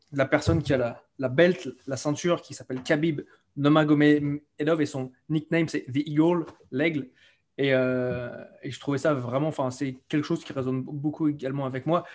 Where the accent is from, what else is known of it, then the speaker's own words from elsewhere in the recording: France; moved away as an adult; also born or lived in Cambodia / London, United Kingdom; je suis français et je suis parti de France à l'âge de, de 22 ans exactement